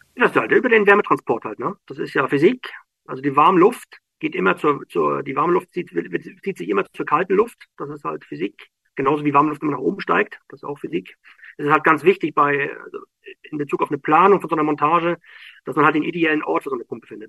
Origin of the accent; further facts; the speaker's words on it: Schwerin, Mecklenburg-Vorpommern, Germany; moved away as an adult; now in Norway; also ich komme aus Schwerin, ich bin gebürtiger Schweriner